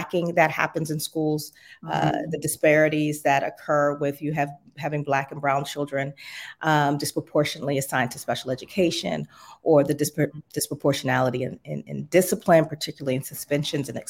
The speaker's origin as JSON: {"language": "English", "town": "Pittsburgh", "region": "Pennsylvania", "country": "United States", "tie": "born or raised there", "also_born_or_lived": "Florida", "moved": "as an adult", "said": "I'm from Pittsburgh originally, born and raised"}